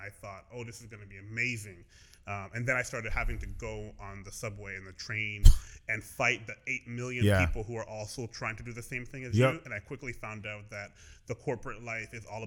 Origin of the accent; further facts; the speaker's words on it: Brampton, Ontario, Canada; also born or lived in Edmonton, Alberta / Toronto; I grew up predominantly in Ontario